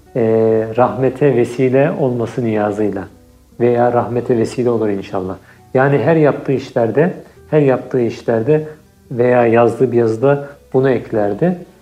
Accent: Istanbul, Turkey; moved away as an adult; also born or lived in Cairo, Egypt; now in Vienna, Austria; 1986 yılında İstanbul'da dünyaya geldim

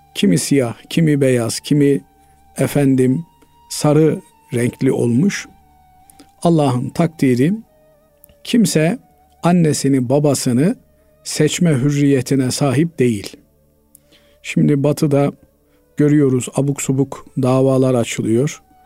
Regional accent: Turkey; biz Türk'üz

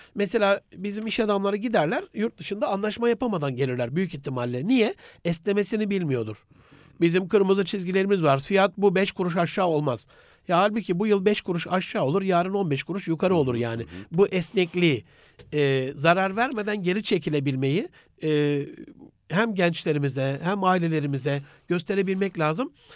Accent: Gaziantep, Turkey

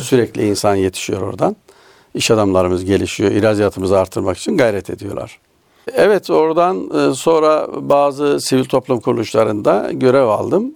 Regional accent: Nevşehir, Turkey; now in Istanbul, Turkey; Nevşehir doğumluyum aslen. Ee, Nevşehir'de doğdum. bin dokuz yüz yetmiş sekiz yılında İstanbul'a geldik

